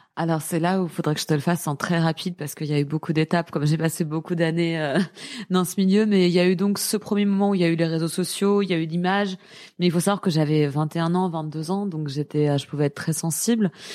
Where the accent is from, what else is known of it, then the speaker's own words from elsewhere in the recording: Paris, Île-de-France, France; je suis parisienne